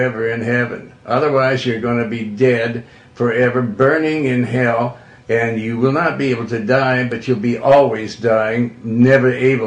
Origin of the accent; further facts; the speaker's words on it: Montana, United States; also born or lived in Joplin, Missouri; I'm from Montana. And I was born in the Ozarks over in Joplin, Missouri, but then I was raised in Montana. We went there when I was 2 years old